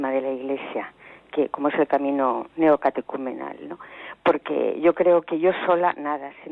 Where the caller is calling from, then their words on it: Ciudad Real, Castilla-La Mancha, Spain; Mire, soy de Ciudad Real